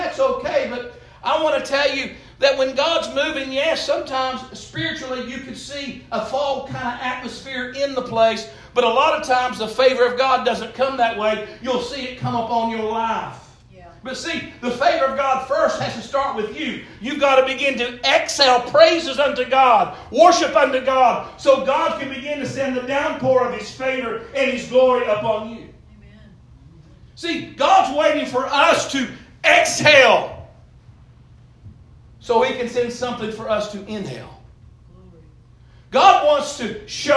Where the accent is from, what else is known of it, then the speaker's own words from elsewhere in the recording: Eastern Kentucky, United States; growing up in Eastern Kentucky